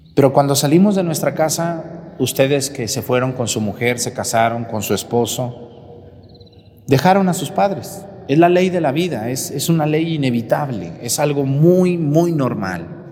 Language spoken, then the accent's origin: Spanish; Mexico; el último camión de Guadalajara a mi pueblo